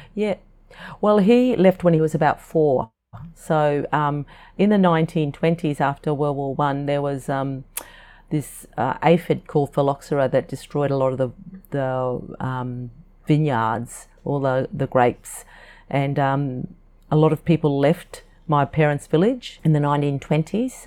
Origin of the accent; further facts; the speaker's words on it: North Queensland, Australia; first language English; our childhood was lovely on the farm, and the, the little valley that our farm, our sugarcane farm, was